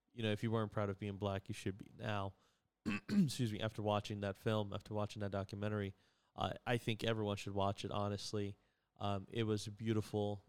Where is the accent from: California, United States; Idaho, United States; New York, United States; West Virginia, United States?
New York, United States; I'm from New York